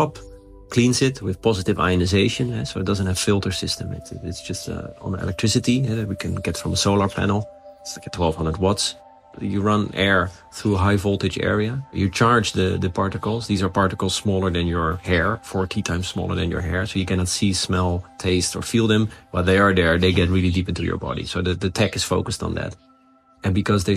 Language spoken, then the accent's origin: English; Netherlands; I'm from the Netherlands, eh? So we live under sea level